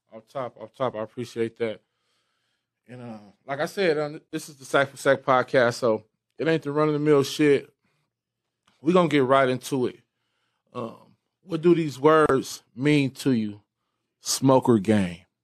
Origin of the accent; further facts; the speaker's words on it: Bellflower, California, United States; areas in, in Bellflower, California. Like that's where I come from